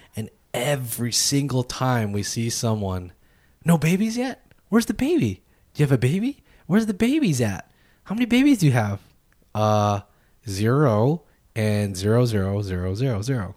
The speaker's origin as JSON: {"language": "English", "country": "United States", "said": "us as American people"}